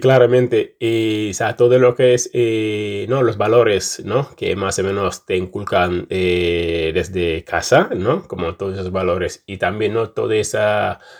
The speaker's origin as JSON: {"language": "Spanish", "country": "Senegal", "also_born_or_lived": "Casamance", "moved": "as an adult", "lives_now": "Bilbao, Spain", "said": "luego con 24 años salí de Senegal. Entonces, como 10 años más o menos fuera de casa"}